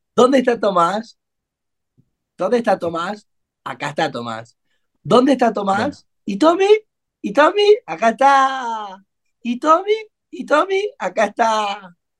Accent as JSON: {"language": "Spanish", "country": "Argentina", "said": "Nosotros somos argentinos"}